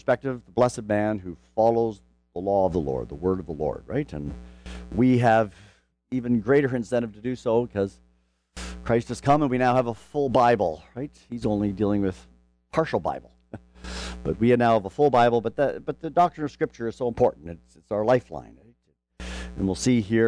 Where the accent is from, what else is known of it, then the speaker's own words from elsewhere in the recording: Canada; now in Louisville, United States; I come from Canada